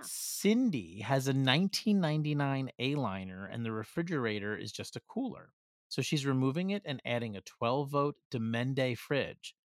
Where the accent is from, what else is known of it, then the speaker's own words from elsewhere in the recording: East Coast, United States; we're from the East Coast